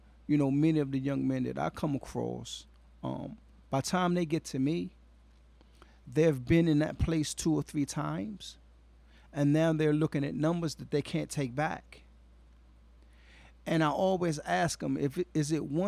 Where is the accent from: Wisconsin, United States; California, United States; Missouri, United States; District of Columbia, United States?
District of Columbia, United States; Washington; I currently work in New York City, but I'm originally from Washington, D.C. Southeast raised, Southeast born